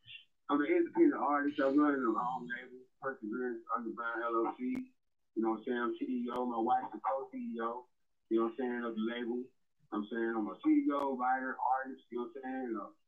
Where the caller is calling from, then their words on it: Colorado Springs, Colorado, United States; I'm calling from Colorado Springs, Colorado.